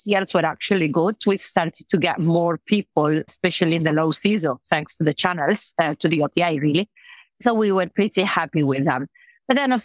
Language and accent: English; Trieste, Friuli-Venezia Giulia, Italy; English is a second language; moved away as an adult; also born or lived in London; now in Marbella, Spain; I'm from Italy. I'm from Trieste, the north of Italy